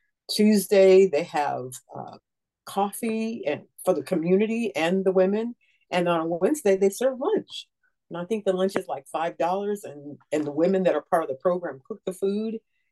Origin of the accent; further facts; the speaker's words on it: United States; moved away; I am an American and proud to be